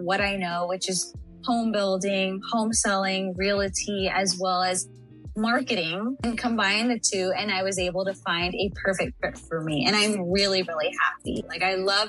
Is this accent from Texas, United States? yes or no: yes; San Antonio, Texas, United States; I am actually from San Antonio, Texas. I was born and raised in Texas.